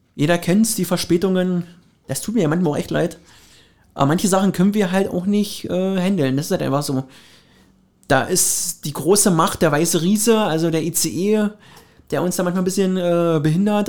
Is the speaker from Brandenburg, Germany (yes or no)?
yes; Finsterwalde, Brandenburg, Germany; meine Heimat, also Finsterwalde